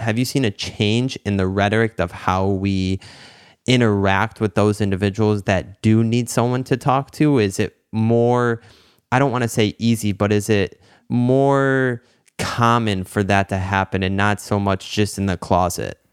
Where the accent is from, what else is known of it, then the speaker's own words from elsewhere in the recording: Detroit, Michigan, United States; growing up in the Metro Detroit area